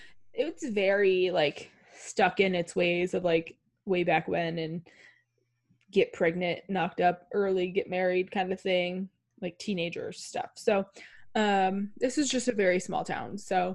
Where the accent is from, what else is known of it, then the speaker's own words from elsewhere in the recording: Vermont, United States; Growing up in Vermont